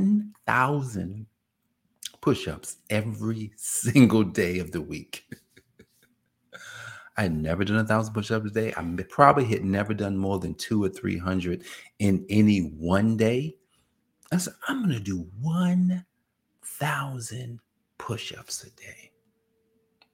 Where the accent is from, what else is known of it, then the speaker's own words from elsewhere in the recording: New Jersey, United States; I'm from Jersey